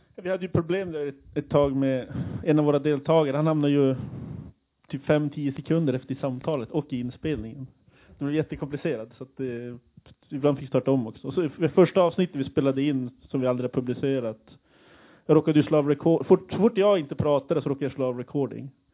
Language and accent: Swedish; Kiruna, Norrbotten County, Sweden; now in Umeå, Sweden; jag är själv från Kiruna